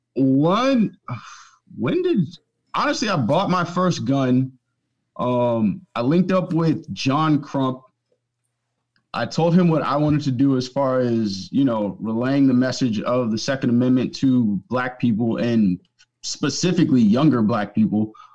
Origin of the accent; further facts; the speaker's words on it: Northern Virginia, United States; I grew up in Northern Virginia